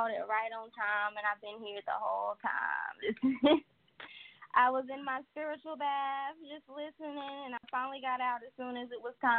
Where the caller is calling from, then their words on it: Wilmington, North Carolina, United States; I am calling from North Carolina, Wilmington.